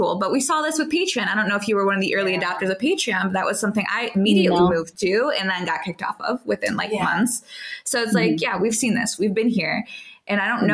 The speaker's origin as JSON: {"language": "English", "town": "Chicago", "region": "Illinois", "country": "United States", "moved": "yes", "said": "I'm from originally from the Chicagoland area"}